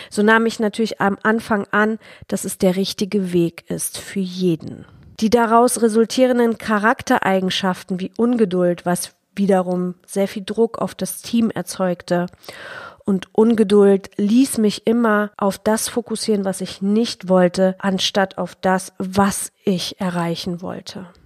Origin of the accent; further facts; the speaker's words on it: Poland; besonders in Deutschland, auch in Polen, wo ich groß geworden bin